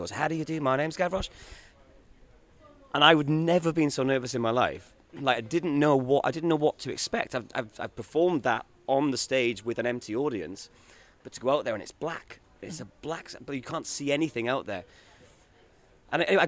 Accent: Swansea, Wales, United Kingdom; I come from Swansea, and it's a little city in South Wales

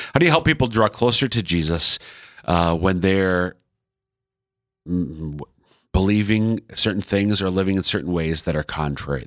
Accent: Central Minnesota, United States; now in Sioux Falls, United States; I'm from Central Minnesota, but all five of our kids are born and raised in sunny Sioux Falls, South Dakota.

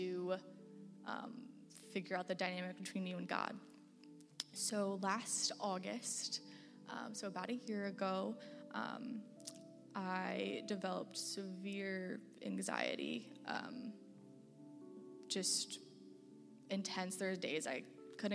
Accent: Bloomington, Illinois, United States; now in Champaign, United States; I grew up in Bloomington, Illinois

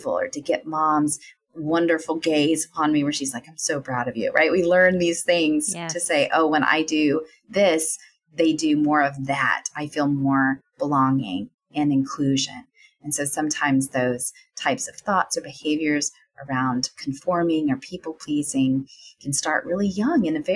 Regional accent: the South, United States; a woman growing up in the South

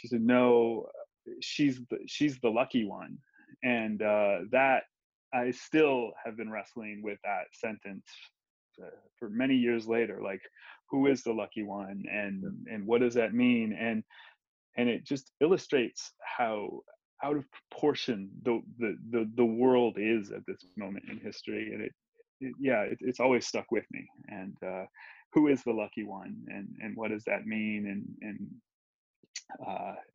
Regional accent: Ohio, United States; moved away as an adult; now in Guatemala; someone who grew up right where I did

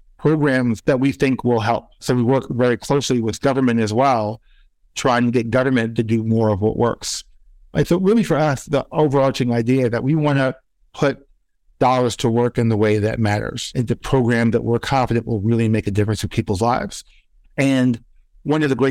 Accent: New York City, New York, United States; growing up in East New York

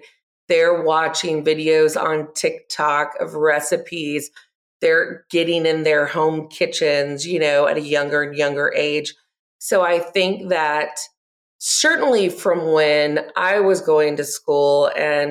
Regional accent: Gwinnett County, Georgia, United States; I grew up in Gwinnett County

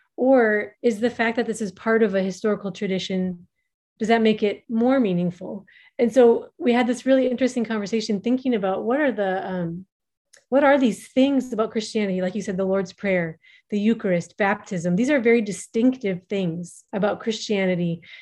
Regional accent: Minnesota, United States; moved away as an adult; also born or lived in Somaliland; now in Djibouti; I am an American originally from Minnesota

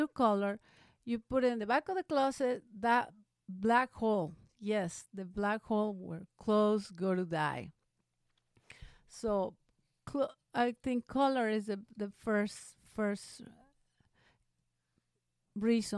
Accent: Veracruz, Mexico; now in Phoenix, United States; when I was in high school, back in my hometown of Veracruz in Mexico

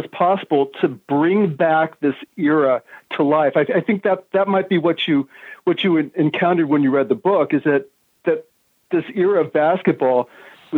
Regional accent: Northern California, United States; I grew up in Northern California

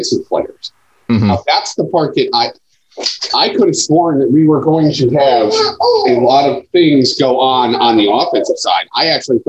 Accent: Boston, Massachusetts, United States; I grew up in Boston

